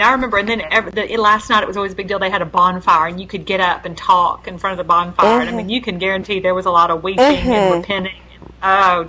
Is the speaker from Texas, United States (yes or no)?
yes; Houston, Texas, United States; I grew up in Houston